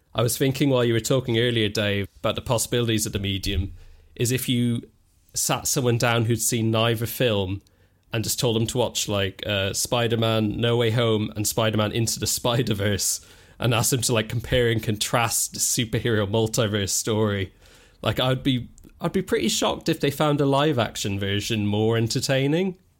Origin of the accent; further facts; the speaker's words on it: Ireland; I grew up in Ireland